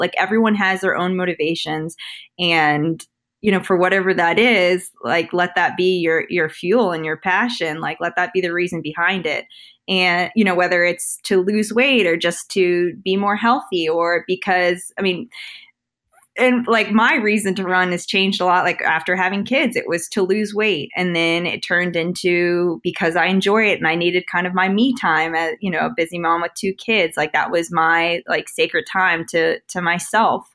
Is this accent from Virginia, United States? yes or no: yes; Northern Virginia, United States; also born or lived in Washington, D.C.; I grew up in Northern Virginia. I went to Oakton High School